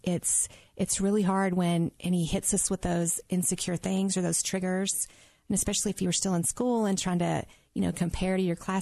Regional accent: Mississippi, United States; I'm from Mississippi

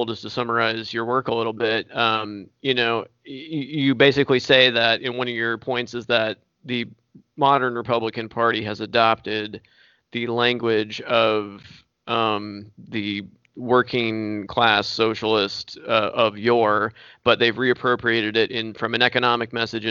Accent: Indiana, United States; also born or lived in California; I'm in Indiana, born here, raised here, lived in California

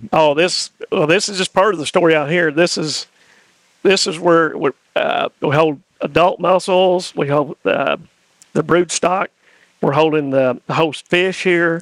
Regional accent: East Tennessee, United States; moved away as an adult; now in Sumner County, Tennessee, United States; I grew up in East Tennessee

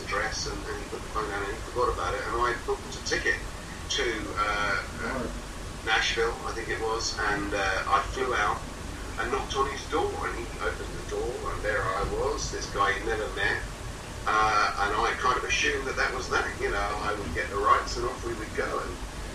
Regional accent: England, United Kingdom; I was this English guy, and I was ringing from London

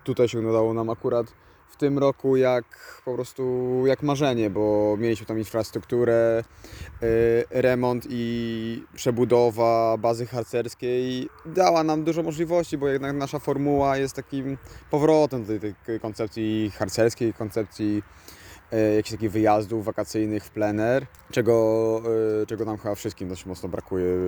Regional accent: Tricity, Pomeranian Voivodeship, Poland; ja jestem akurat z Trójmiasta

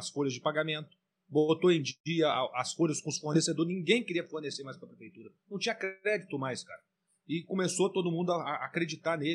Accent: Minas Gerais, Brazil; Somos mineiros, temos

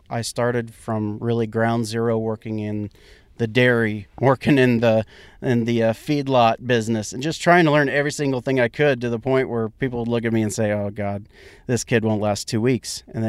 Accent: Kansas, United States; I come from Central Kansas. That's where I grew up. Now, I didn't grow up on a farm. I grew up in town.

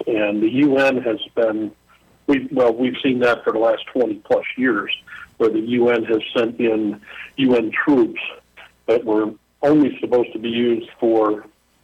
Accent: United States; moved away as an adult; now in Saudi Arabia; I'm the American that's here

